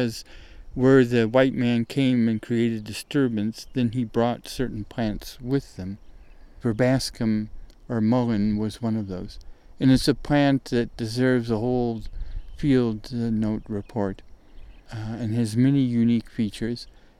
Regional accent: northern Ohio, United States; moved away; where I grew up at in Ohio, in the north of Ohio

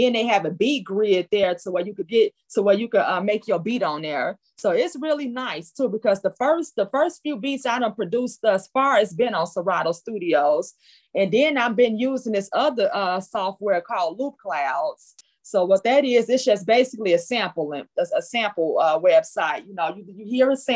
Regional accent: Chicago, Illinois, United States; I'm from the Shy, yes. That Shy City.

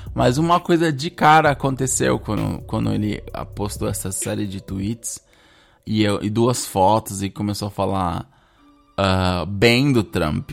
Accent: Brazil; moved away as an adult; eu cresci no Brasil, falo português

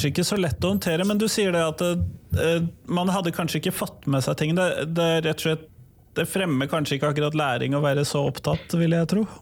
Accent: Drøbak, Akershus, Norway; jeg er fra Drøbak

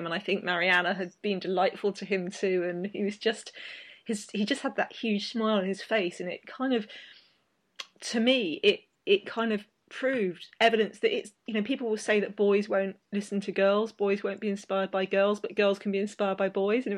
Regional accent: United Kingdom; as a British person

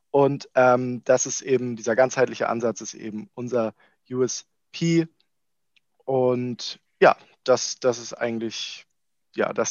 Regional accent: Kiel, Schleswig-Holstein, Germany; ich komme aus Kiel, ähm, habe hier auch studiert, habe meinen Masterabschluss in Wirtschaftsingenieurwesen Anfang des Jahres an der FH Kiel gemacht.

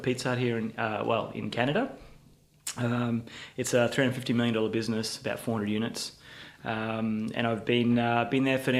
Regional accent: Ipswich, Queensland, Australia; My family's still live out in Ipswich. I grew up in Ipswich and went to public high school there, Bremer State High.

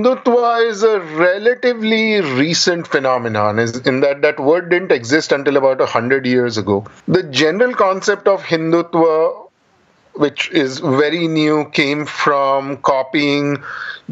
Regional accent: Pune, Maharashtra, India; moved away as an adult; now in United States; I grew up in Pune, a reasonably big city in India

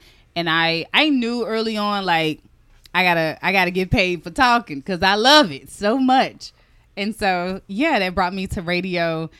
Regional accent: Chattanooga, Tennessee, United States; moved away as an adult; now in Washington, D.C., United States; my hometown of Chattanooga, Tennessee

